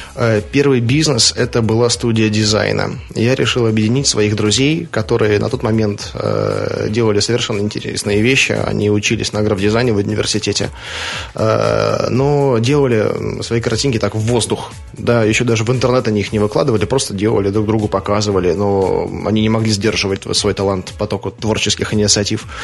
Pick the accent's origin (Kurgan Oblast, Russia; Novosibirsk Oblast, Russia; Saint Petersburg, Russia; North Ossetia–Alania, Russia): Saint Petersburg, Russia; Я родился 1 мая 1985 года в городе Ленинграде